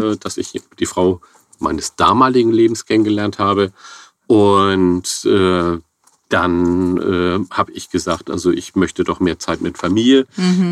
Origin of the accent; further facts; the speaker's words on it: Hamburg, Germany; also ich bin gebürtiger Hamburger, vor etlichen Jahren, Jahrzehnten hier in Hamburg geboren